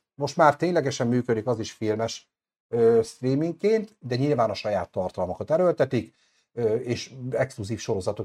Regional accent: Hungary; magyar vagyok

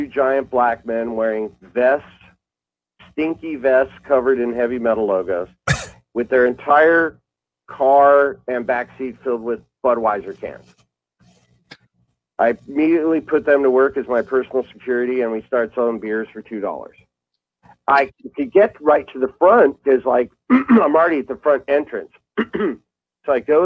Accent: Buffalo, New York, United States; also born or lived in Avondale, Arizona; now in Arizona, United States; I was born in Buffalo, New York

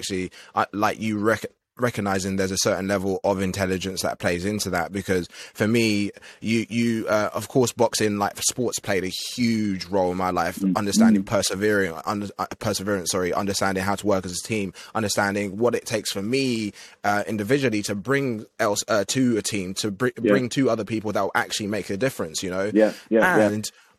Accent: Essex, East of England, United Kingdom; we grew up in Essex

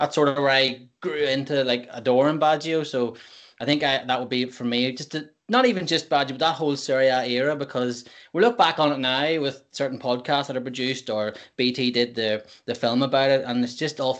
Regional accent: Banbridge, Northern Ireland, United Kingdom; I'm from Banbridge. So my Saturdays were spent at the football club in Banbridge with dad

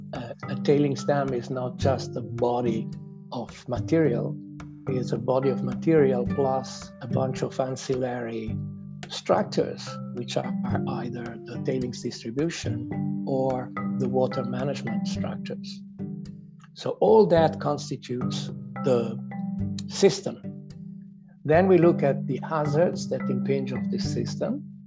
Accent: Italy; accent: Italian; English is a second language; also born or lived in Switzerland; now in Canada; as my accent States, I, I am of Italian origins, although I'm now a proud Canadian since many, many years

